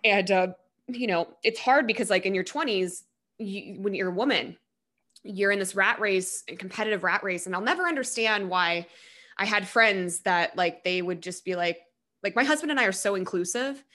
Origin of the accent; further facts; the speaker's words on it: Colorado, United States; I'm actually from Colorado